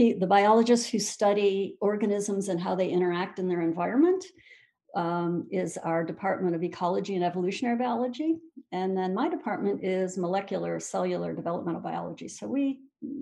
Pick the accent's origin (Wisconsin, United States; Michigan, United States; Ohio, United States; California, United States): Michigan, United States; I'm actually from Michigan, so my whole family is native Michiganders going back a couple of generations